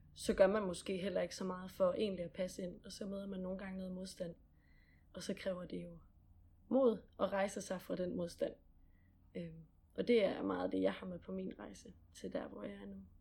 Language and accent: Danish; Gram, Southern Denmark, Denmark; Gram, hvor jeg kommer fra ja. i Sønderland.